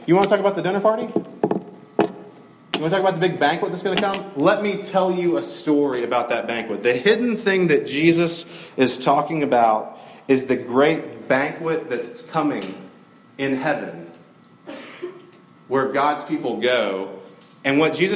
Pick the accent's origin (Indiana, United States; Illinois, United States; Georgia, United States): Georgia, United States; Middle; I grew up in Middle Georgia.